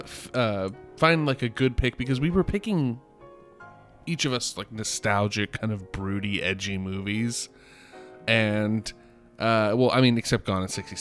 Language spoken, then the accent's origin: English; United States